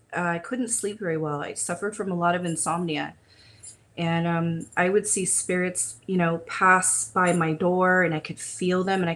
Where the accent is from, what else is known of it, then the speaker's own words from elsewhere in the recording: California, United States; also born or lived in Huntington Beach / Lakewood / Pasadena / Long Beach; I've been born and raised in California, so this is home. Right now I'm located in Huntington Beach, but I've been kind of all over, from Lakewood to Pasadena to Long Beach areas